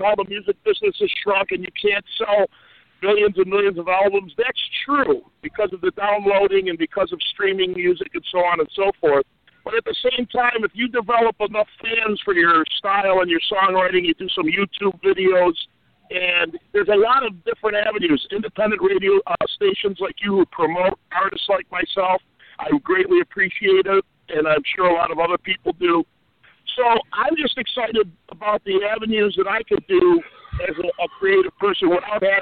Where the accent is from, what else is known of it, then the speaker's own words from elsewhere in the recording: Rochester, New York, United States; my hometown